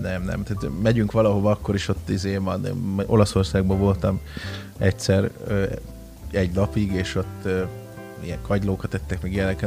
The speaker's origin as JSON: {"language": "Hungarian", "country": "Hungary", "said": "én oda mentem magyarként, mi nagyon fűszeresen, zsírosan eszünk"}